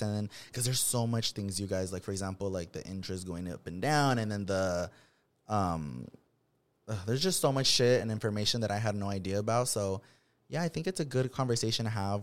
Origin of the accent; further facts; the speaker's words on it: Watsonville, California, United States; moved away as an adult; born and raised in Watsonville, which is a smaller city